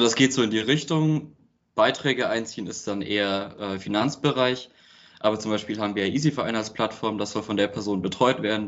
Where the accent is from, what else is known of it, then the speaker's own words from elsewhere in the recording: Trautskirchen, Bavaria, Germany; now in Berlin, Germany; ich sitze gerade in Trautskirchen, nennt sich das. Das ist das kleine Dorf, wo ich herkomme